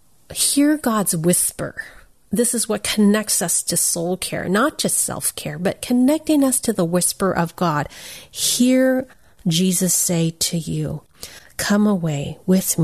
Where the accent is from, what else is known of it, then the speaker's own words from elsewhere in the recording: United States; I'm Chinese American